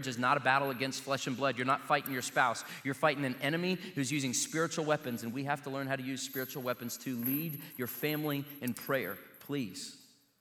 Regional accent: Joplin, Missouri, United States; I can remember as a kid when the circus came to my hometown

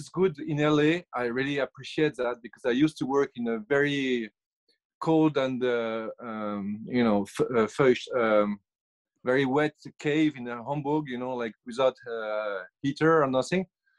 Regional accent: France; accent: French; English is a second language; now in Los Angeles, United States

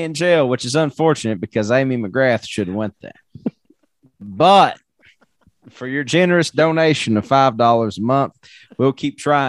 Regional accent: Scotland, United Kingdom; if it can't also just tell me that like I'm Scottish

